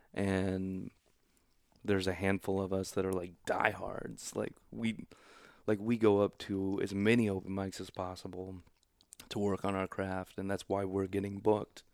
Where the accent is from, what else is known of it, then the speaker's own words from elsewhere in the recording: Overland Park, Kansas, United States; also born or lived in Oklahoma / Missouri; I grew up in Overland Park, Kansas.